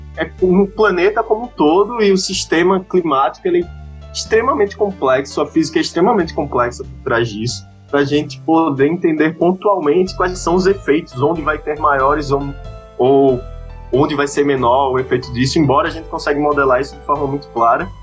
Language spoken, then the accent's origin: Portuguese; Maceió, Alagoas, Brazil; moved away as an adult; also born or lived in Rio de Janeiro; now in São Paulo, Brazil; Eu sou de Maceió, Alagoas